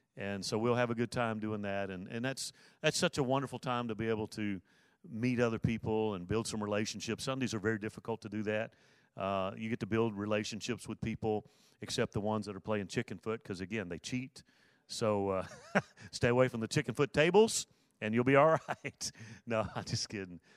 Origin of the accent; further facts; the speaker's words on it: Mobile, Alabama, United States; moved away; I was born in Mobile, Alabama, nineteen sixty-five